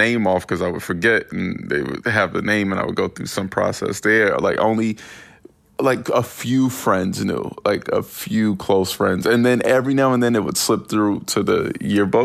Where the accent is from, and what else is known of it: Winston-Salem, North Carolina, United States